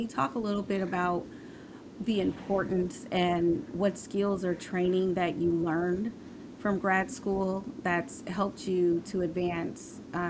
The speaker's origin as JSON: {"language": "English", "town": "Omaha", "region": "Nebraska", "country": "United States", "said": "I came from Omaha, Nebraska."}